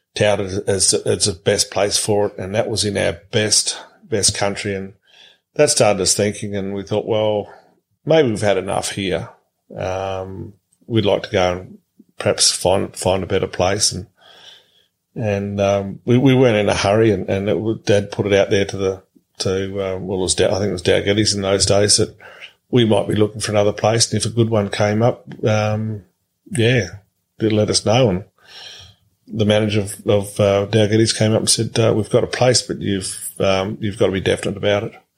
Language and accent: English; Tennant Creek, Northern Territory, Australia; moved away as an adult; also born or lived in Mount Riddick; I was born in in the July of 1963, and we're there till uh, we sold out in December '86